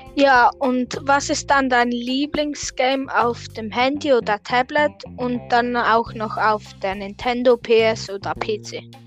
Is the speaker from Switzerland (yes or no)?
yes; Switzerland; ich komme tatsächlich aus, au, auch aus der Schweiz